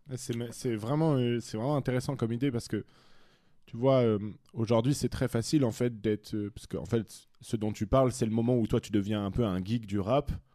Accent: France; moved away; also born or lived in Brussels; je suis français

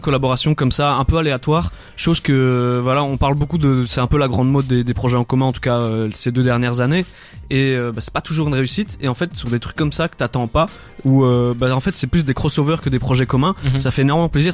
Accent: Namur, Wallonia, Belgium; je, viens de Namur

